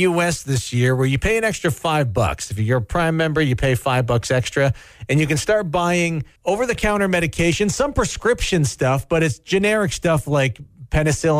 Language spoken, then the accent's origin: English; Canada; as a Canadian